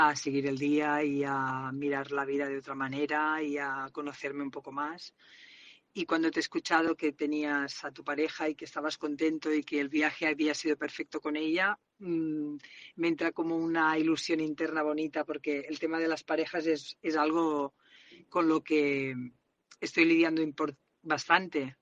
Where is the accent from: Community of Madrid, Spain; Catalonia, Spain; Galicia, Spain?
Catalonia, Spain; accent: Catalan; siento que mi acento es muy catalán